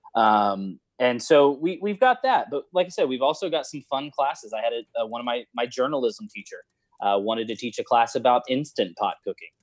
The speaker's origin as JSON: {"language": "English", "town": "Houston", "region": "Texas", "country": "United States", "tie": "born or raised there", "also_born_or_lived": "The Woodlands, Texas", "said": "I grew up in West Side of Houston"}